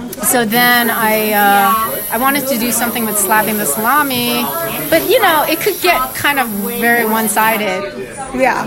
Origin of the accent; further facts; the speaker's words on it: outside of Philadelphia, Pennsylvania, United States; I grew up outside of Philadelphia